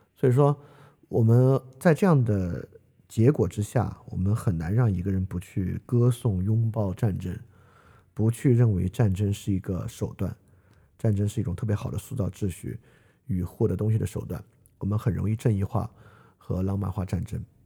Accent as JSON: {"language": "Chinese", "country": "China", "said": "作为一个中国人"}